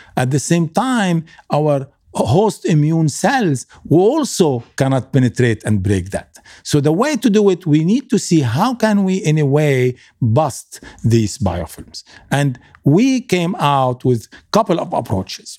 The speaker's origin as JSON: {"language": "English", "country": "Lebanon", "also_born_or_lived": "Kuwait", "moved": "yes", "said": "I come from Lebanon"}